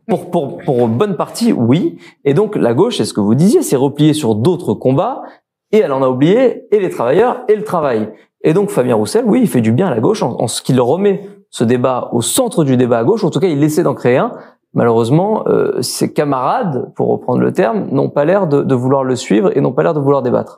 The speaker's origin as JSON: {"language": "French", "town": "Marseille", "region": "Provence-Alpes-Côte d'Azur", "country": "France", "said": "en tant que Marseillais"}